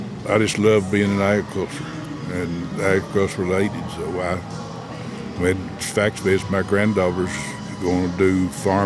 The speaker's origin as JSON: {"language": "English", "area": "Coffee County", "region": "Tennessee", "country": "United States", "tie": "born or raised there", "also_born_or_lived": "Memphis / Mississippi", "said": "I was born in Coffee County, raised in Coffee County"}